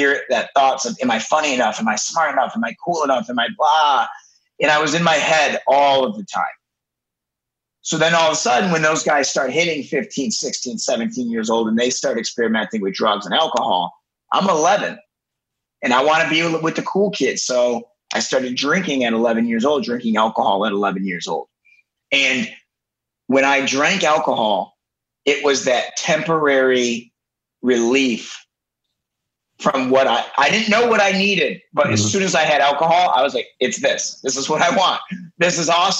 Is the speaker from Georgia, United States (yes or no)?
no; Detroit, Michigan, United States; I'm originally from Metro Detroit, so Detroit, Michigan. I grew up about 10 minutes from downtown Detroit